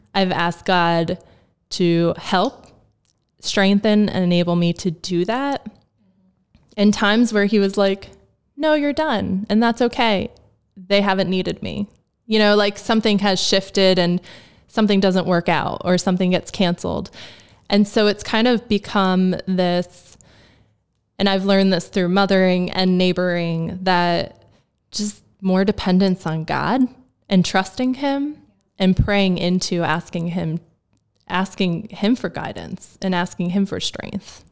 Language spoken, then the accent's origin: English; New Jersey, United States; moved away as an adult; now in Lancaster, United States; I'm from New Jersey